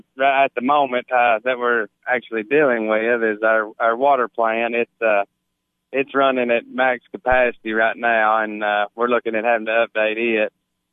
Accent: Gainesboro, Tennessee, United States; I was born and raised in Gainesboro

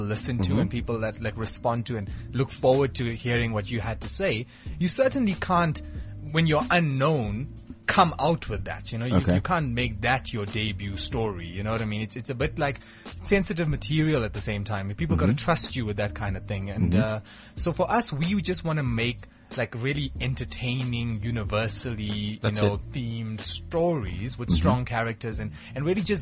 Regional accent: South Africa; I'm South African

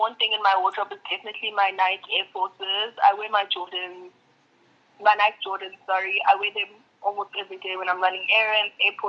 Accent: Kokstad, KwaZulu-Natal, South Africa; moved away; my hometown, Ekokstad

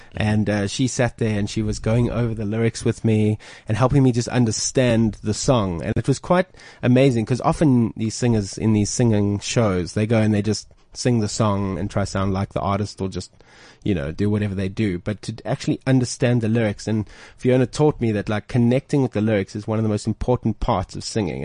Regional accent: South Africa; we're South African

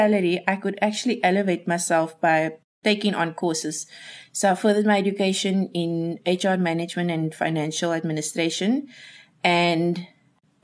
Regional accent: Cape Town, Western Cape, South Africa; I grew up in Mitchells Plain

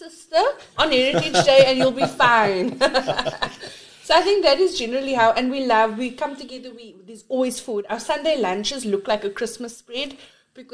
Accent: South Africa; born and raised colored South African

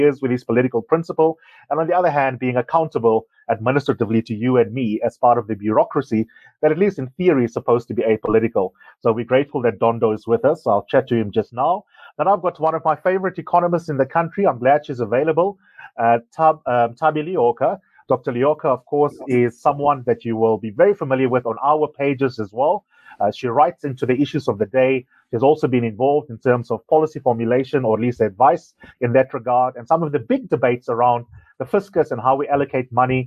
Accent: South Africa; as a South African

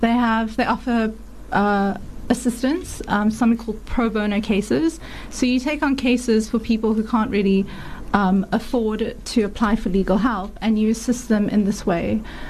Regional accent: South Africa; also born or lived in Aberdeen, Scotland; I have to admit, I was very proud to be South African.

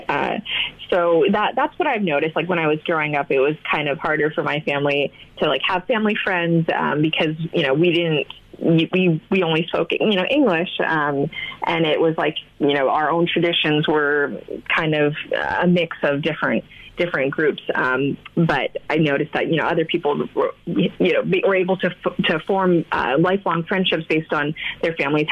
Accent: United States; I'm African-American, actually born and raised here

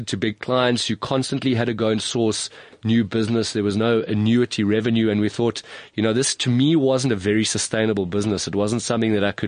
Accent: South Africa; also born or lived in Stellenbosch

